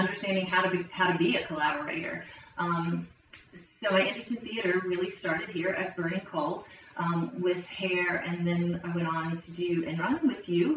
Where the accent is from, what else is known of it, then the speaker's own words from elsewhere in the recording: Logan, West Virginia, United States; moved away as an adult; also born or lived in Ohio / North Carolina; I grew up in Logan, West Virginia